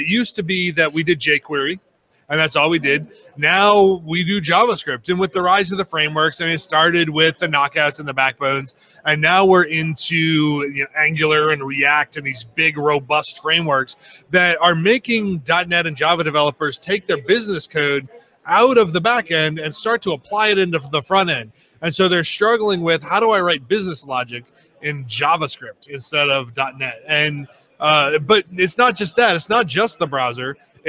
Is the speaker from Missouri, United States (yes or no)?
yes; Kansas City, Missouri, United States; So I am from Kansas City, Missouri. I always have to add the Missouri because I'm not from the Kansas side.